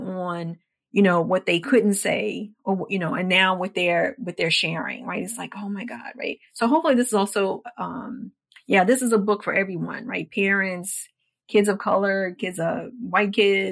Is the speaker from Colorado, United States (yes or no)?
no; Washington, District of Columbia, United States; my experiences growing up in Washington, D.C.